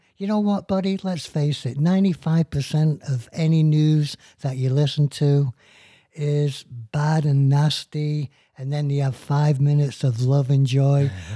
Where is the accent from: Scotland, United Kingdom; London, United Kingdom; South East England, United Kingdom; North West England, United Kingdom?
North West England, United Kingdom; Manchester